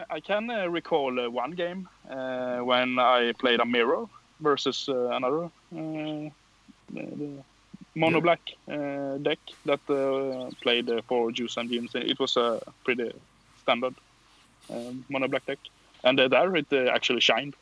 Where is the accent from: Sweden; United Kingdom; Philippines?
Sweden; Karlskrona, Blekinge; English is a second language; moved away as an adult; now in Växjö, Sweden; I'm uh, from uh, uh, a city uh, in far south of Sweden, Karlskrona